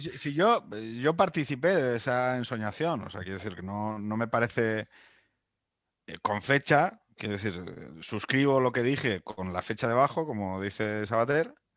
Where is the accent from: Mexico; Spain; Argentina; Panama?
Spain; somos un país